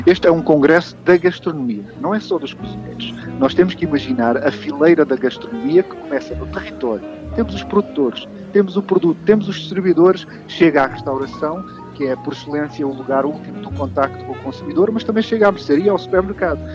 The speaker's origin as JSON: {"language": "Portuguese", "country": "Portugal", "said": "nós, os portugueses que vivemos neste país"}